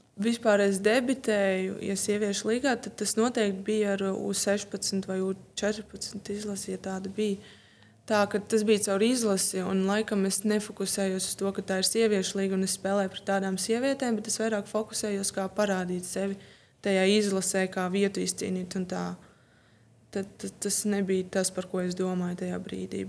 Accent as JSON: {"language": "Latvian", "town": "Riga", "country": "Latvia", "tie": "born or raised there", "said": "Piedzimu un izaugu Rīgā"}